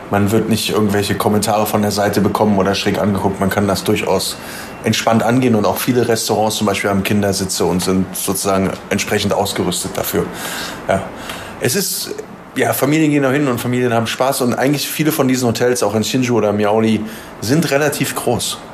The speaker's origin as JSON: {"language": "German", "region": "Berlin", "country": "Germany", "moved": "yes", "lives_now": "Taiwan", "said": "ich komme ursprünglich aus Berlin"}